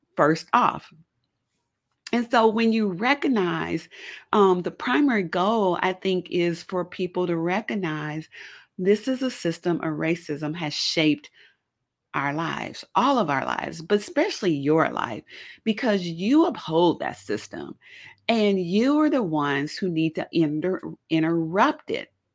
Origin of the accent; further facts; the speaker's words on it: Kansas City, Missouri, United States; also born or lived in Chicagoland area, Illinois; now in Chicago area, United States; I'm not originally from Chicago. I'm from Kansas City, Missouri. I grew up in the city.